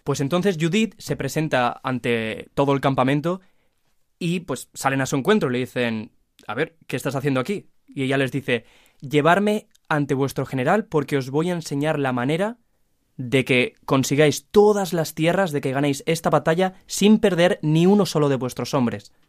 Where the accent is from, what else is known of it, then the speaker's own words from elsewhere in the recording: Valencia, Valencian Community, Spain; de Valencia